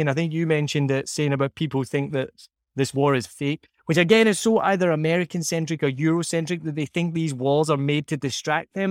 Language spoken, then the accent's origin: English; Scotland, United Kingdom; now in Vietnam; I say I'm Scottish or even filling in a form and there's no option. It's just English. I'll say I'm from Scotland